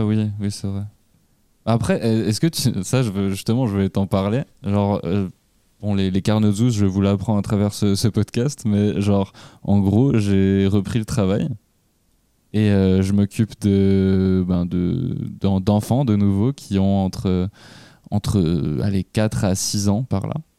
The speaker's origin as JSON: {"language": "French", "country": "Switzerland"}